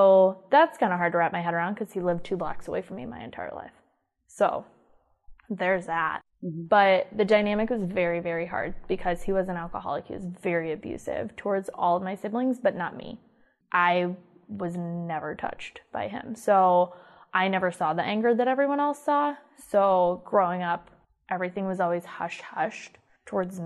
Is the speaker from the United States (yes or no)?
yes; Iowa, United States; I grew up in Iowa, grew up in a very poor town.